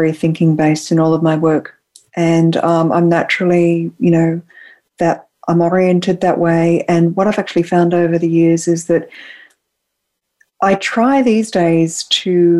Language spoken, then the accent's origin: English; Australia; moved away as an adult; now in San Francisco, United States; as an Australian, I live in San Francisco and I've been here for about 8 years